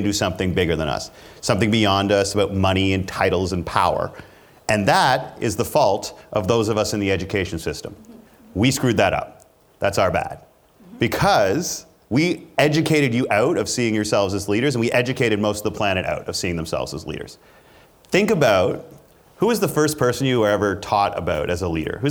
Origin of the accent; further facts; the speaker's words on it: Canada; I'm Canadian